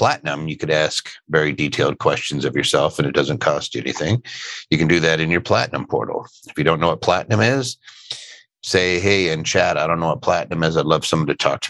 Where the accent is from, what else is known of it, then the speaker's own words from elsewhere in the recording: Philadelphia, Pennsylvania, United States; Philly, that's my hometown.